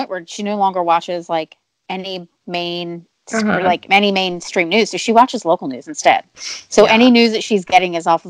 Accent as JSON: {"language": "English", "region": "New Jersey", "country": "United States", "tie": "born or raised there", "said": "I grew up in New Jersey."}